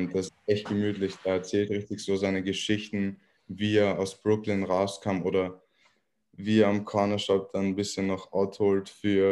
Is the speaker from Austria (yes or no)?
yes; Vienna, Austria; ich komme aus Wien und ich bin hier aufgewachsen.